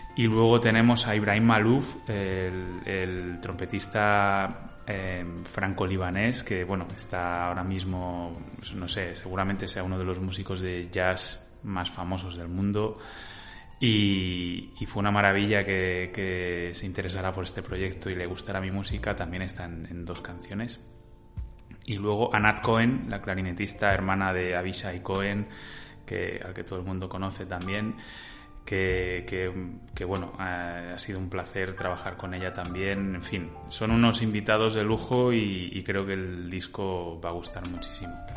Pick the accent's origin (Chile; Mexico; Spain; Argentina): Spain; Salamanca, Castile and León; mi tierra natal, de Salamanca